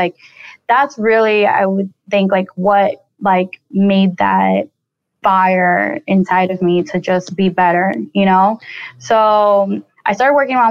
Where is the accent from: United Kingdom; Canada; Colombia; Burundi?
Colombia; I'm originally from Colombia. I was born in Colombia